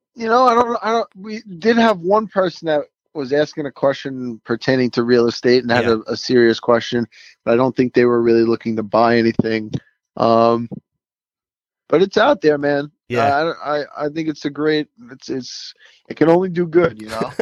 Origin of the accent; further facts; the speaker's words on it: New York City, New York, United States; it's in my hometown